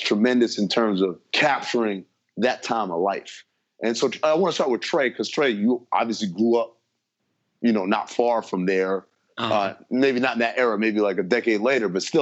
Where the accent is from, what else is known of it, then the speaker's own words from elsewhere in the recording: East Coast, United States; growing up on the East Coast, I'd never been to L.A.